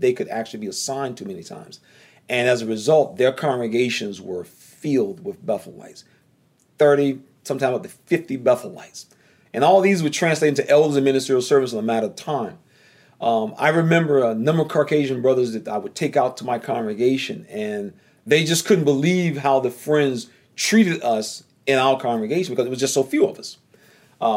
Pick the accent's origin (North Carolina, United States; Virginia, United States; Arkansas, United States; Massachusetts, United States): North Carolina, United States; accent: southern drawl; moved away as an adult; also born or lived in New York City; The last census that was done in a little place I'm from in North Carolina, population 375.